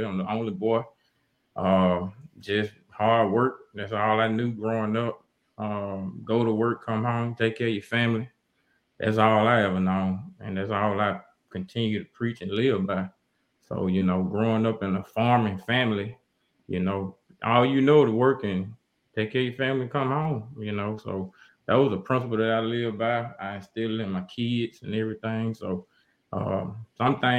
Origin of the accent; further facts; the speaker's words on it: Como, Mississippi, United States; I'm originally from Como, Mississippi. Born and raised